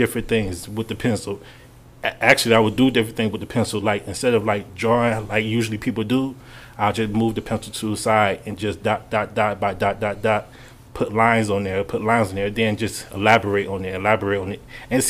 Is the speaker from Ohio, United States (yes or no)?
yes; Cleveland, Ohio, United States; we was raised up in Cleveland, but we always went to Akron, Ohio